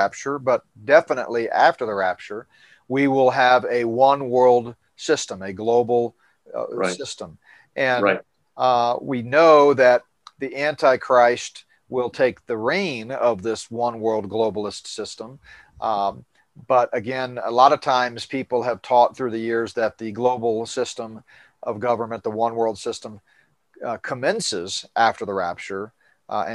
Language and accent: English; Northeast, United States; moved away; I grew up in the Northeast, taking field trips to New York all the time